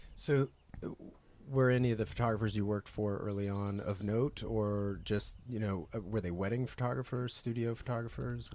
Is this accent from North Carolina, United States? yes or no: yes; North Carolina, United States; growing up in North Carolina